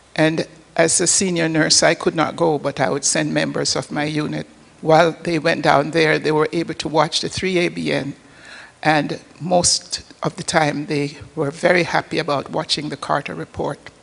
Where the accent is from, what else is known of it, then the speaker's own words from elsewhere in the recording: Port Maria, Saint Mary, Jamaica; moved away; I was born in an, on the northern coast of Jamaica, a little village called Port Maria